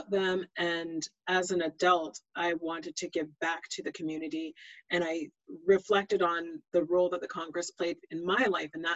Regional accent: Greater Vancouver area / Fraser Valley, British Columbia, Canada; I was born and raised in the Greater Vancouver area / Fraser Valley.

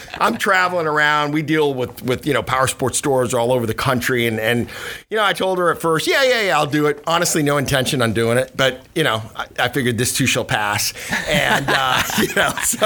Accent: Cuba; now in United States; I was born in Cuba, you know, immigrated here in 68

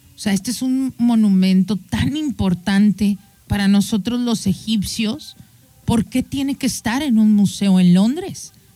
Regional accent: Mexico; tú y yo como mexicanos

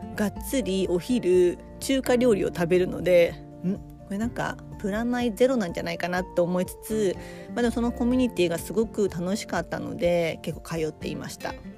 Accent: Japan; also born or lived in Dubai; 私日本人

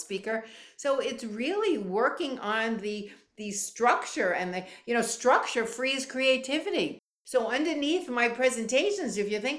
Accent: New York, United States; now in Florida, United States; I'm from New York

